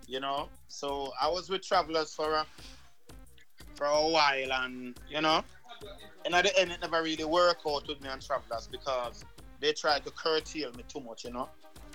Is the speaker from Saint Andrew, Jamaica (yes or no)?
yes; Barbican, Saint Andrew, Jamaica; Well, I'm from Barbican. You don't know.